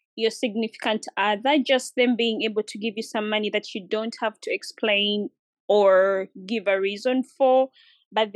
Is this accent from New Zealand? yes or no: no; Uganda; moved away; So I used to live in Uganda by then. I'm from Uganda